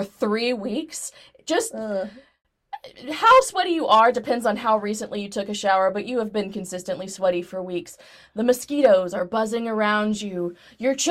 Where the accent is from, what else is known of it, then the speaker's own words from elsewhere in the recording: Texas, United States; now in Tennessee, United States; I'm from Texas.